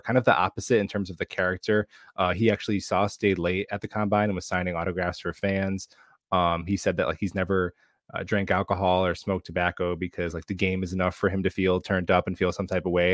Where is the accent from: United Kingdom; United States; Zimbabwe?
United States; Long Island, New York; I was born and raised in Long I, Long Island, a family of Jets fans